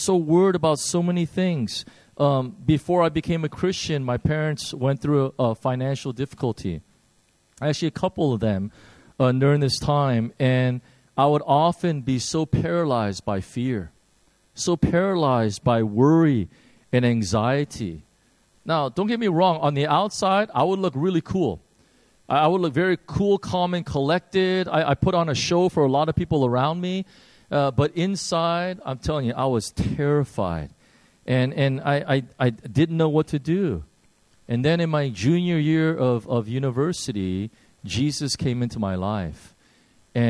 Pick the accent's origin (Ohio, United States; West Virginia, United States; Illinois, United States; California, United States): Illinois, United States; Chicago; I grew up in Chicago